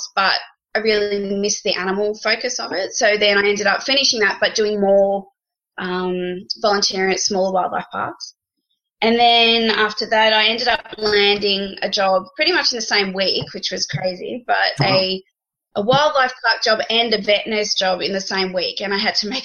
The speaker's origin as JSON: {"language": "English", "country": "Australia", "accent": "Australian", "said": "you can all hear with my fancy little accent, obviously, that I'm Australian"}